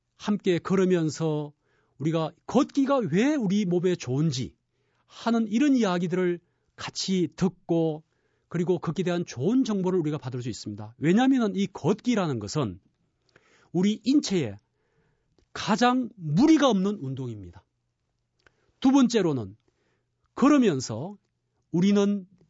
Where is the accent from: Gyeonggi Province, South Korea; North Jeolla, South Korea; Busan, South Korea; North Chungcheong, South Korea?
Busan, South Korea; moved away; 저는 고향이 부산입니다